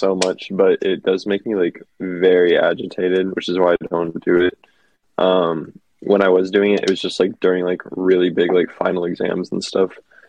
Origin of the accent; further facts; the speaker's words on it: Dallas, Texas, United States; growing up in Dallas